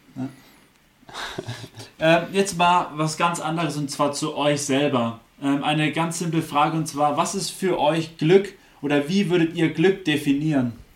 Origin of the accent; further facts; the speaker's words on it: Germany; wir sind Deutsche, Deutsche wir aus dem deutschsprachigen Raum